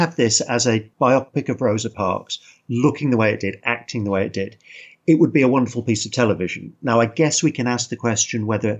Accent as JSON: {"language": "English", "country": "United Kingdom", "said": "how would we as British mm-hmm. people have felt about that?"}